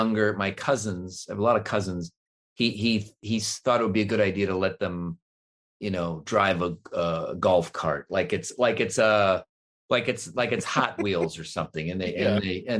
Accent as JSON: {"language": "English", "town": "Cleveland", "region": "Ohio", "country": "United States", "tie": "born or raised there", "said": "I grew up in Cleveland"}